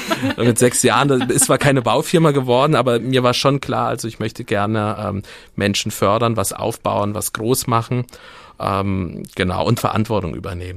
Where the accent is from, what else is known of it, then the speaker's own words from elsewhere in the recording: Siegburg, North Rhine-Westphalia, Germany; now in Kassel, Germany; komme aus dem wunderschönen Rheinland